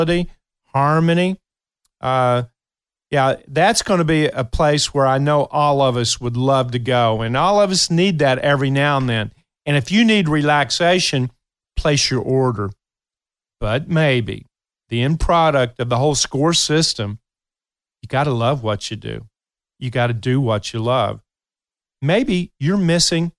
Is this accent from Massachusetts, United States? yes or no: no; Kentucky, United States; moved away; my memories from my hometown is one where the downtown area, I love going down on Saturdays